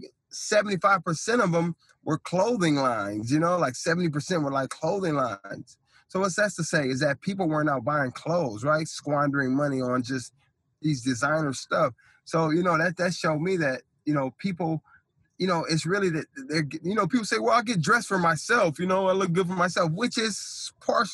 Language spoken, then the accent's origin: English; Fillmore, California, United States; I'm from the hood, I'm from Filmo